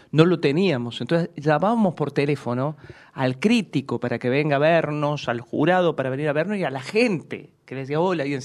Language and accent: Spanish; Córdoba, Argentina; moved away; cuando yo llegué de Córdoba hace treinta años, treinta 30 años, no tenía un solo teléfono en la agenda.